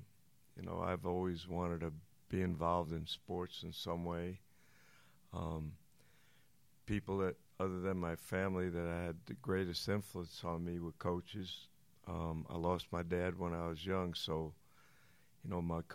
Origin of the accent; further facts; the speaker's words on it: New York City, New York, United States; also born or lived in Long Island; I grew up in Brooklyn, and then when my dad passed, we moved to Long Island